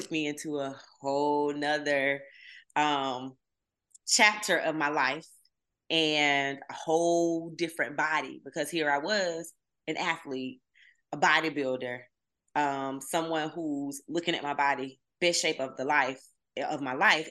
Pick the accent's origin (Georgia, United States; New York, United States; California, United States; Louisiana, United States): Georgia, United States; Camilla; moved away as an adult; also born or lived in Atlanta, Georgia; I'm from the deep south. I'm from Southwest Georgia, Camilla, Georgia to be exact